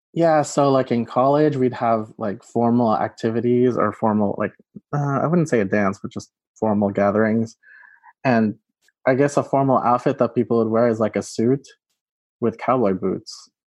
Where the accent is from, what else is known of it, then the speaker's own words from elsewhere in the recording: Texas, United States; also born or lived in Philippines; I was born in the Philippines and then immigrated to Texas